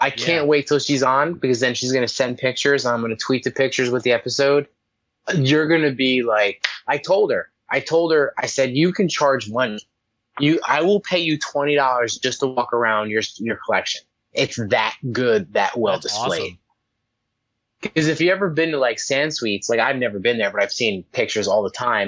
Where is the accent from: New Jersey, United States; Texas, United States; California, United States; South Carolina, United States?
New Jersey, United States; I'm from New Jersey